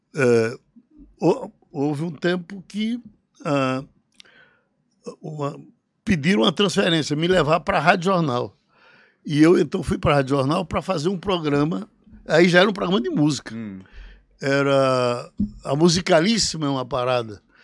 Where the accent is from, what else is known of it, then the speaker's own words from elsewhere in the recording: Recife, Pernambuco, Brazil; also born or lived in Pesqueira, Pernambuco / Juazeiro do Norte / Caririaçu, Ceará (birthplace); Eu vim saber que não tinha nascido em Pesqueira quando fugi para Recife e cheguei aqui com nove anos